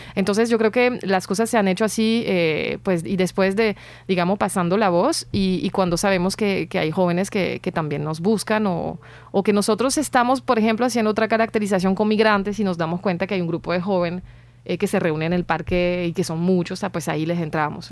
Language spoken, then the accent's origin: Spanish; France; moved away; como francesa